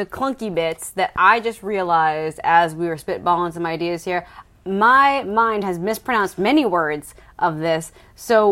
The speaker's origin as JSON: {"language": "English", "country": "United States", "said": "as an American"}